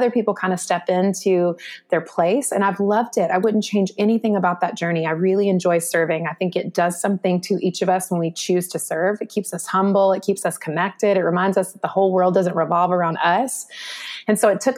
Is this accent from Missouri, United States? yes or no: no; North Carolina, United States; in my home state of North Carolina when I was a little girl.